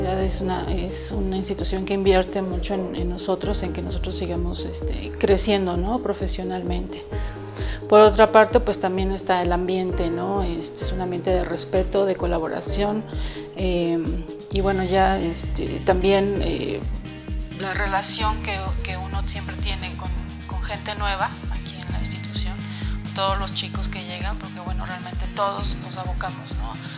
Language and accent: Spanish; Puebla, Mexico; como poblana